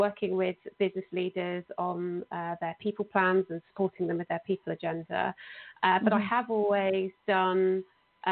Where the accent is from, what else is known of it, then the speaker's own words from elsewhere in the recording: Oxfordshire, South East England, United Kingdom; now in Bristol, United Kingdom; I'm originally from Oxfordshire